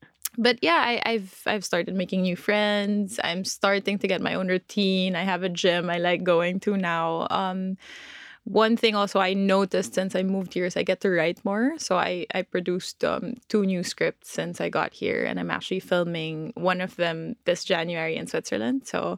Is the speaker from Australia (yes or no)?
no; Philippines; born there; also born or lived in Hong Kong; So I was born in the Philippines, but in my early years, wow, I'm speaking like I'm 8 years old.